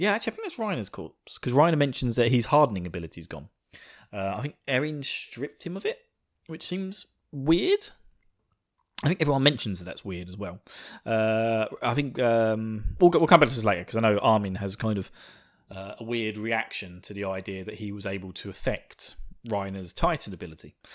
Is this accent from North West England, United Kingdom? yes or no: no; Essex, East of England, United Kingdom; you may recognize my slight twang to my voice because I am from, uh, the wonderful county of Essex